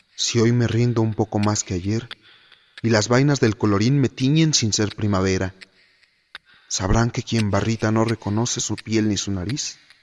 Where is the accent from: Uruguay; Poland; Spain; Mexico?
Mexico; Mexico City; Nací hace 26 años en la Ciudad de México y vivo aquí desde entonces